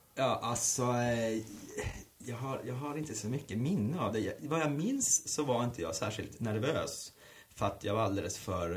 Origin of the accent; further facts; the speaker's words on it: Luleå, Norrbotten County, Sweden; moved away as an adult; now in Stockholm, Sweden; på bostadsområdet Hertsön där jag växte upp